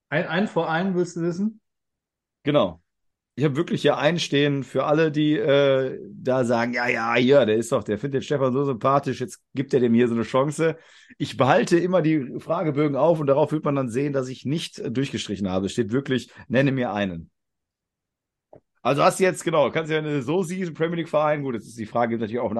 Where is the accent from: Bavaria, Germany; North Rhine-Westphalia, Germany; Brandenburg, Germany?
Bavaria, Germany; Augsburg; Also, wir kommen aus Augsburg und gehen jetzt in Städte, die in der Nähe liegen.